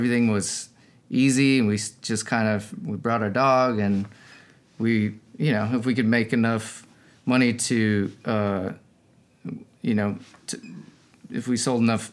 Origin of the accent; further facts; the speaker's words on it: Denver, Colorado, United States; also born or lived in Texas; I grew up in Denver mostly